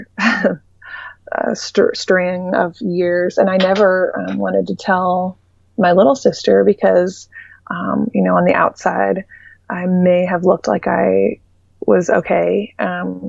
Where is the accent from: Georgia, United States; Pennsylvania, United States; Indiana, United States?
Indiana, United States; moved away; also born or lived in Dallas; I'm from Indiana